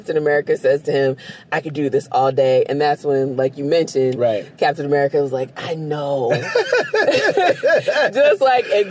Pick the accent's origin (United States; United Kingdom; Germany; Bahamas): United States; New Jersey; I grew up in New Jersey.